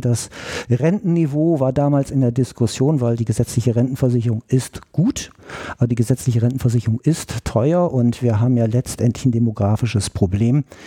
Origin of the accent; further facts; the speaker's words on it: Georgsmarienhütte, Lower Saxony, Germany; now in Berlin, Germany; aus einem kleineren Örtchen südlich von Osnabrück, mitten in Niedersachsen, Georgsmarienhütte. Ja, da bin ich aufgewachsen